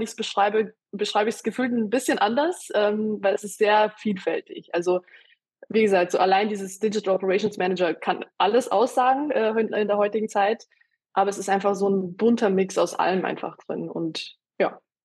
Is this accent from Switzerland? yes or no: no; Austria; moved away; ich bin in Österreich geboren und aufgewachsen